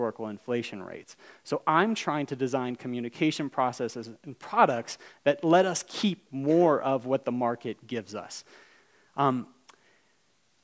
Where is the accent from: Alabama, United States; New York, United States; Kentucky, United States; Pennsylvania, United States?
Alabama, United States; I'm from Alabama